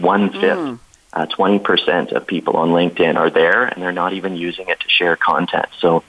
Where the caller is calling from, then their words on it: Kamloops, British Columbia, Canada; Yeah, so I am calling from Kamloops, British Columbia in Canada. So for those of you who may not have heard of it, it's just about a couple hours away from Vancouver. So beautiful little town nestled in the mountains